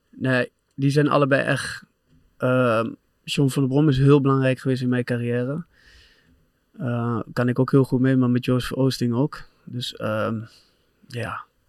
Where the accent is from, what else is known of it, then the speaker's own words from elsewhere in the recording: Doetinchem, Gelderland, Netherlands; moved away as an adult; also born or lived in Manchester; waar ik ben opgegroeid